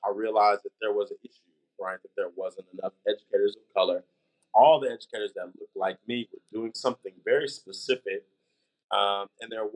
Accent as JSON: {"language": "English", "town": "Kansas City", "region": "Missouri", "country": "United States", "tie": "born or raised there", "said": "I'm from Kansas City, Missouri, home of the two-time Super Bowl champs, Kansas City Chiefs, just so very clear. I've been here my whole life. I went to school here my whole life."}